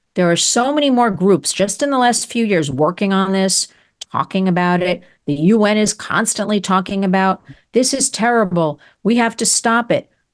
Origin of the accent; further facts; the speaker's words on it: United States; I love America. I'm an American